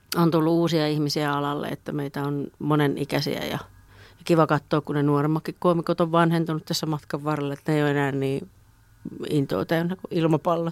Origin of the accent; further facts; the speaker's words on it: Juupajoki, Pirkanmaa, Finland; now in Tampere, Finland; mä oon syntynyt Juupajoella.